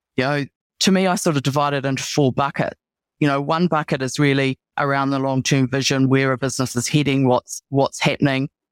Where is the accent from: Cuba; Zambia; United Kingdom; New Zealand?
New Zealand; also born or lived in Australia / Singapore; I'm a Kiwi